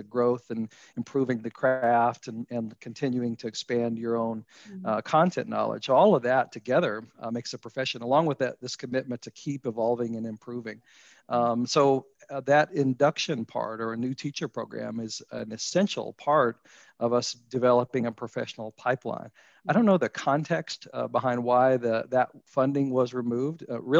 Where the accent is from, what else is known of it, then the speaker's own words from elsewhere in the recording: Brandenburg, Kentucky, United States; moved away as an adult; also born or lived in Colorado / Ohio / Iowa; Yeah, my parents were both teachers in the state. So we grew up in Meade County, Brandenburg